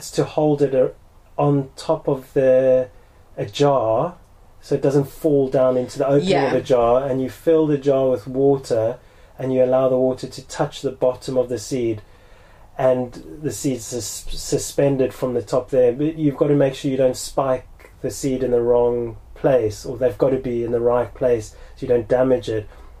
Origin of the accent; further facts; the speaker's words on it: South Africa; a big part of growing up in South Africa was avos